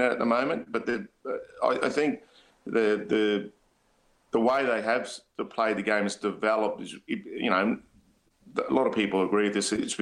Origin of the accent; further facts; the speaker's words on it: Murgon, Queensland, Australia; moved away; I'm from Mergen